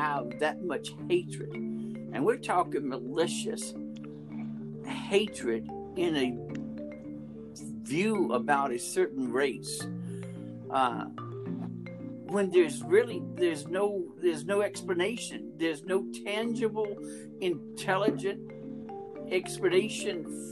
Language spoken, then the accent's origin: English; Montgomery, Alabama, United States; I was raised in Montgomery.